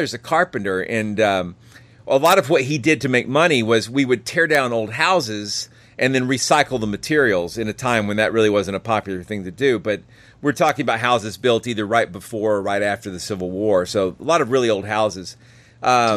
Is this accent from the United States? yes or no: yes; Cartersville, Georgia, United States; my hometown of Cartersville, Georgia